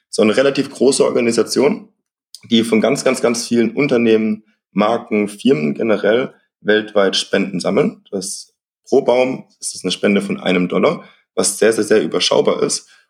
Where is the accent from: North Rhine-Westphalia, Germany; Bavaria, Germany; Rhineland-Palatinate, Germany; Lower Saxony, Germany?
Rhineland-Palatinate, Germany; Äh, das ist von uns schon nochmal so zehn Stunden entfernt. Also, wir kommen ja aus der Pfalz.